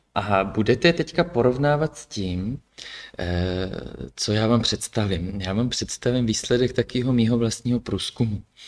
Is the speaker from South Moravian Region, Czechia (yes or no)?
yes; Brno, South Moravian Region, Czechia; also born or lived in Kyjov; pocházím původně z Brna